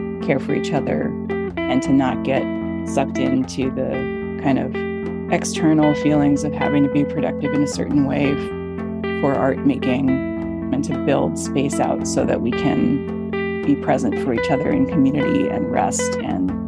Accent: Honolulu, Hawaii, United States; living up in Manoa Valley these days, also where I'm from

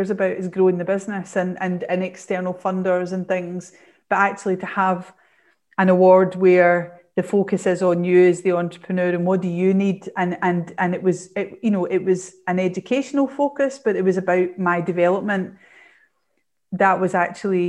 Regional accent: Glasgow, Scotland, United Kingdom; I'm from Glasgow and my world revolves around, you know, Scotland and Strathclyde University

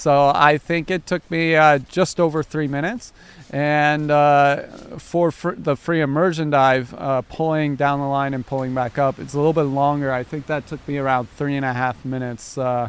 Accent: Orange County, California, United States; moved away as an adult; now in Oahu, United States; For me, because I'm not born and raised, in Hawaii. I'm actually from, Orange County, California.

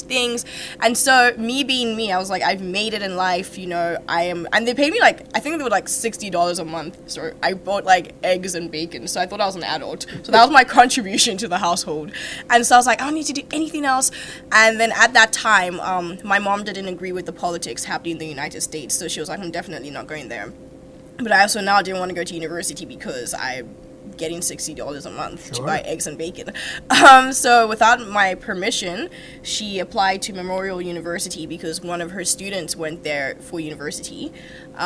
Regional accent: South Africa; moved away as an adult; also born or lived in Nigeria; now in St. John's, Canada; I was born in Nigeria. I grew up in South Africa

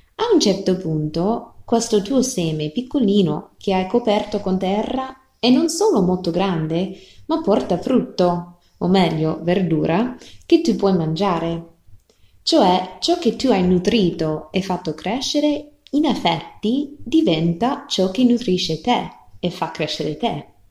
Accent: rural Texas, United States; Italian is a second language; moved away; Io sono cresciuta nella campagna di Texas, negli Stati Uniti

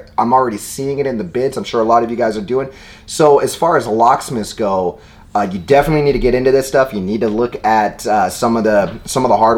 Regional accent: Seattle, Washington, United States; Seattle, my hometown

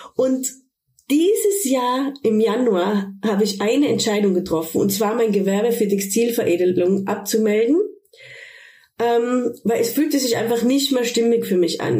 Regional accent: Tyrol, Austria; moved away as an adult; also born or lived in Ibiza, Spain / Cologne, Germany; now in Sankt Augustin, Germany; Eigentlich bin ich aus Tirol, aus Österreich, wie man vielleicht auch hört

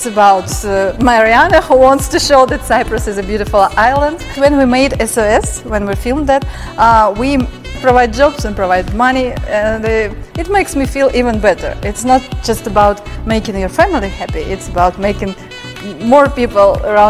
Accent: Russia; born there; English is a second language; I was born in Soviet Union, so my parents, they had many restrictions and borders

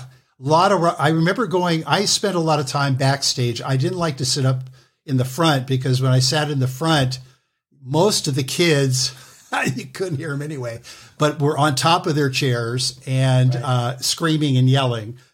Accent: Los Angeles, California, United States; I was born in Los Angeles

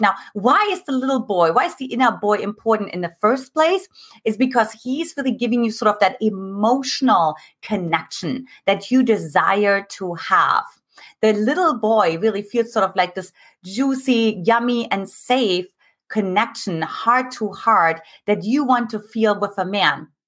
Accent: eastern Germany, Germany; moved away; I grew up in Eastern Germany

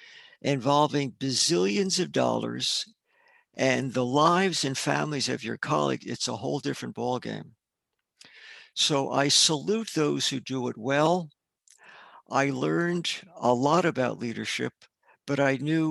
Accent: Newark, New Jersey, United States; moved away as an adult; also born or lived in Philadelphia / New York / Michigan; now in Rochester, United States; I was born in Newark, New Jersey

